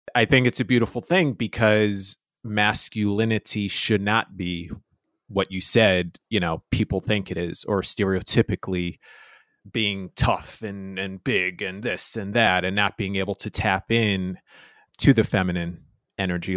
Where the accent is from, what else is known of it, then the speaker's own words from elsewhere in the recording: New York City, New York, United States; I was Spanish Harlem